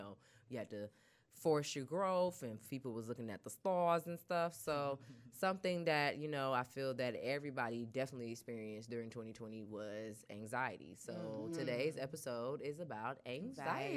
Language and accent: English; Albany, Georgia, United States; I was born in Phoebe Putney Hospital in Albany, Georgia